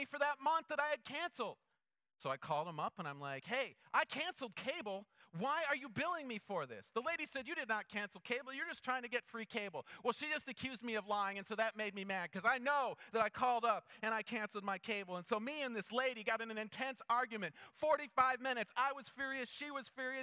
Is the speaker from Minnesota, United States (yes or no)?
yes; Minnesota, United States; growing up in Minnesota